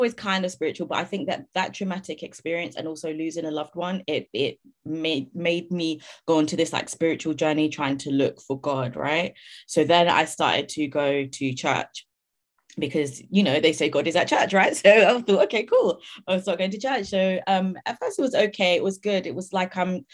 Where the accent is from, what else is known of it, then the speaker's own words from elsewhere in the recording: London, United Kingdom; I grew up in London